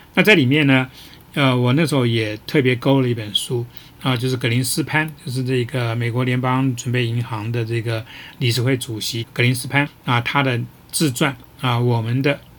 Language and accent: Chinese; Taiwan; 作为一个台湾人